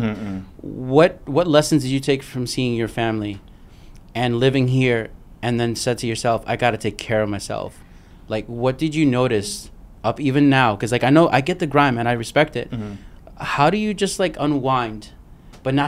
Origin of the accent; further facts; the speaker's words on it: New York City, New York, United States; now in Miami, United States; Brooklyn, but I've been coming here all my life, and now this is home